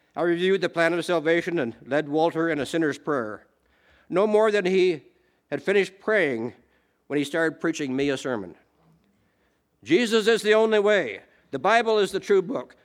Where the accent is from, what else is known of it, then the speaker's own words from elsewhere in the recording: Canada; I am Canadian